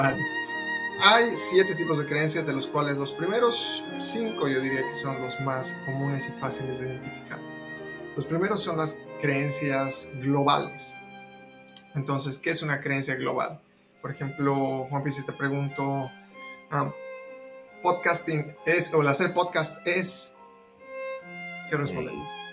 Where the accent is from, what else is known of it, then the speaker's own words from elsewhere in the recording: La Paz, Bolivia; now in Austin, United States; Yo soy de La Paz, Bolivia, a pesar de que muchos años que ya no vivo allá. Actualmente estoy en Austin, Texas.